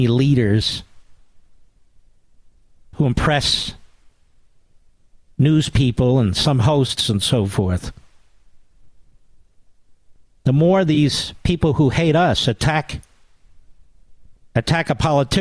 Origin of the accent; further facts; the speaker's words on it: Philadelphia, Pennsylvania, United States; I grew up in Philadelphia